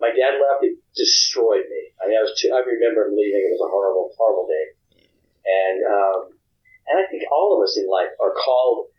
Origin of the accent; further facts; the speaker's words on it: Hattiesburg, Mississippi, United States; also born or lived in Louisiana; I was born in Louisiana. I was raised in Hattiesburg, Mississippi